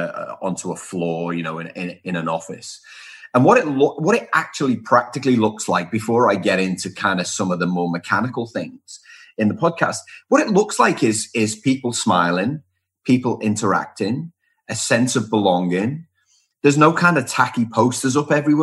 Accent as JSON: {"language": "English", "town": "Liverpool", "region": "North West England", "country": "United Kingdom", "also_born_or_lived": "Wellington, New Zealand", "moved": "as an adult", "lives_now": "Melbourne, Australia", "said": "I'm from Liverpool in the UK originally. Spent 6 years in Wellington in New Zealand and now live in Melbourne"}